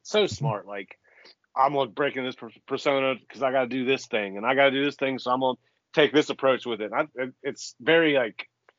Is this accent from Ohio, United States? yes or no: yes; Columbus, Ohio, United States; where I grew up in Columbus